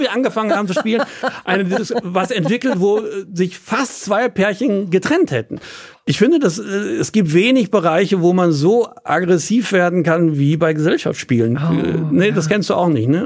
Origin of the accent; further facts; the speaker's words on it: Dortmund, North Rhine-Westphalia, Germany; ich bin mitten in der Stadt groß geworden